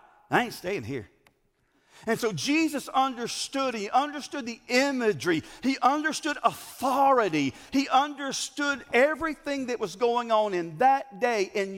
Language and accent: English; Greer, South Carolina, United States; I'm from Greer, or Grr